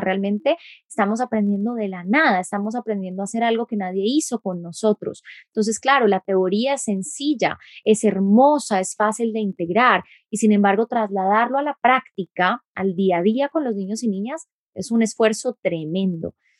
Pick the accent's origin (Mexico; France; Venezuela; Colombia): Colombia; efectivamente soy colombiana